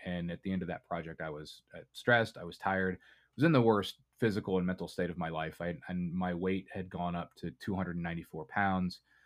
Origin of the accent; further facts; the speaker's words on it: Indiana, United States; I grew up in Indiana, and kind of the, the culture here is very meat and potatoes